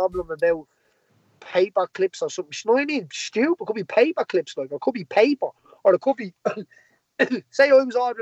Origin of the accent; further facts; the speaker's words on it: Tallaght, Leinster, Ireland; Tally's my hometown